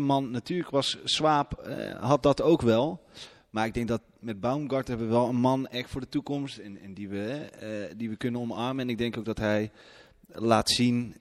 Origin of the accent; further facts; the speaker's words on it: Haarlem, North Holland, Netherlands; now in Eindhoven, Netherlands; Ik kom uit Haarlem, ben daar geboren